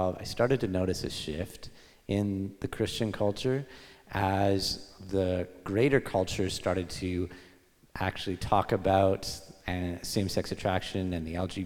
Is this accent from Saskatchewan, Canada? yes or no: no; Victoria, British Columbia, Canada; I was born in Victoria, BC on Vancouver Island.